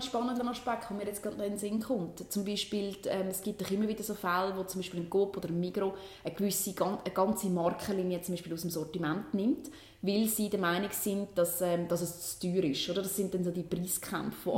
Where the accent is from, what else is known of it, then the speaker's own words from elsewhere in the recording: Switzerland; bei uns in der Schweiz